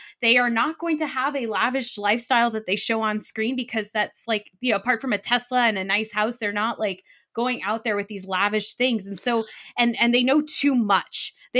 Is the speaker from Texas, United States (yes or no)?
no; Virginia, United States; I grew up in the DC area. I grew up on the Virginia side, not Potomac, Maryland side